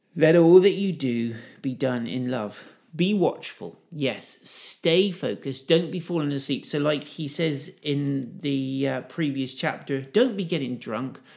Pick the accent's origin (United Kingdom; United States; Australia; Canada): United Kingdom; I'm a Brit.